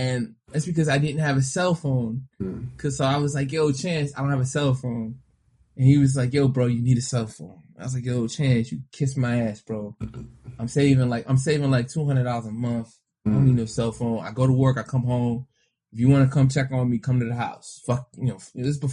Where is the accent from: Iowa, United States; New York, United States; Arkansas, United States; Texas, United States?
New York, United States; New York City; I grew up in New York City